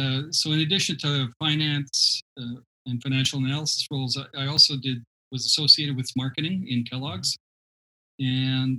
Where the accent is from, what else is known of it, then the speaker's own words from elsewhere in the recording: Toronto, Ontario, Canada; I grew up in Toronto